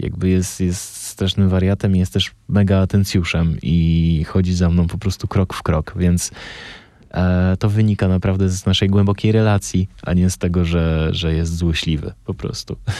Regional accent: Bielsko-Biała, Silesian Voivodeship, Poland; ja się wychowałem w Bielsku Białej

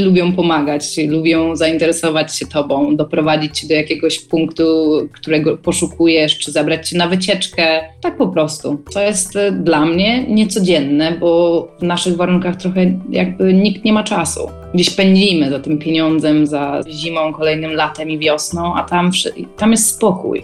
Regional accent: Wrocław, Lower Silesian Voivodeship, Poland; pochodzę tutaj z Polski, z Wrocławia

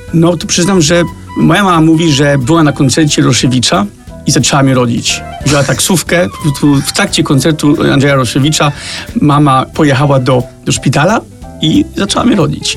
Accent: Copenhagen, Capital Region of Denmark, Denmark; moved away as an adult; now in Poland; rodzice wyemigrowali do kraju, który nie leży aż tak daleko

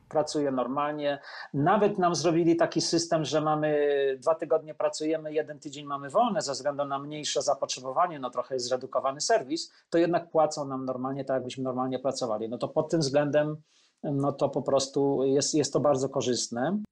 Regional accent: Poland; moved away as an adult; also born or lived in Rome, Italy; now in New York, United States; ja z Polski wyjechałem po prostu do Włoch do Rzymu

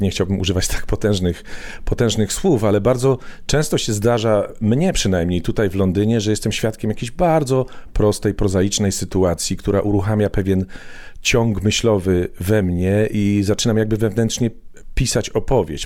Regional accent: Poland; moved away as an adult; now in London, United Kingdom

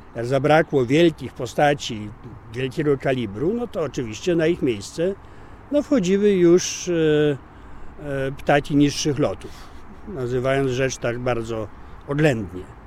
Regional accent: Poland; jestem z Polski

